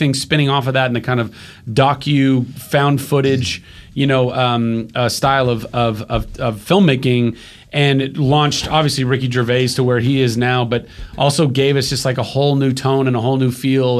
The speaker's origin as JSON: {"language": "English", "country": "United States", "said": "I am an American"}